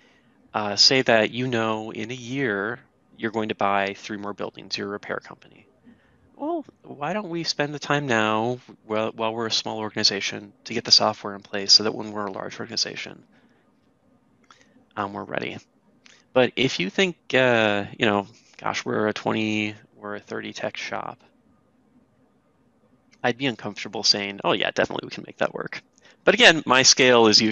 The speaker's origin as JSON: {"language": "English", "region": "Minnesota", "country": "United States", "said": "I'm from the Minnesota area"}